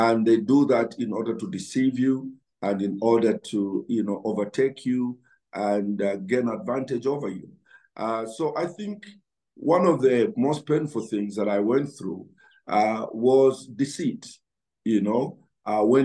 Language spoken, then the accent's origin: English; Chinsali, Muchinga Province, Zambia; I grew up in Chinsali, where we never, grew up without shoes on my feet